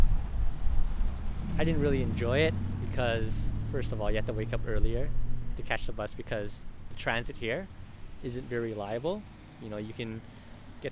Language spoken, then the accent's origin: English; Edmonton, Alberta, Canada; also born or lived in British Columbia; I'm from Edmonton. Born and raised in Edmonton since I was a kid